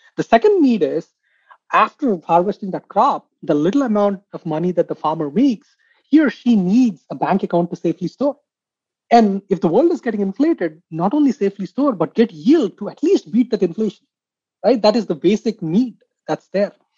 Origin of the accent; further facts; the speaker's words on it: India; I come from India